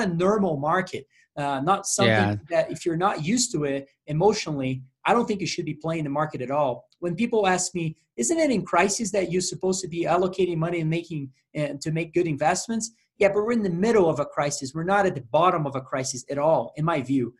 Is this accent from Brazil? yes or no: yes; Brazil; I'm from Brazil